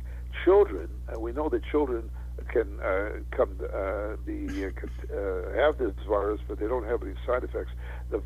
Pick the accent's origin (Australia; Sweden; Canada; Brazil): Canada; Western Canada; moved away; I was brought up in Canada, in Western Canada